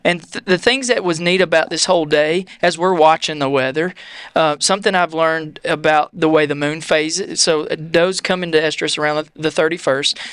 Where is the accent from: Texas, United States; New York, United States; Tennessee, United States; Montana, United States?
Tennessee, United States; Franklin; also born or lived in McMinnville, Tennessee; my parents moved me to Franklin and when I was in third grade